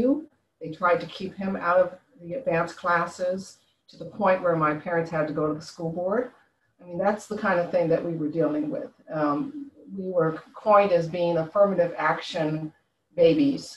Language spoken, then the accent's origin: English; San Francisco Bay Area, California, United States; moved away as an adult; also born or lived in Concord, California; now in Washington DC area, United States; I grew up in, I was born in San Francisco. I was, my parents, when I was 9 years old, moved us out to a suburb area, Concord, California